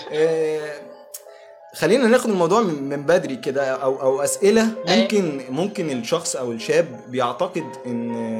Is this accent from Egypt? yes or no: yes; Egypt; احنا هنا كمصريين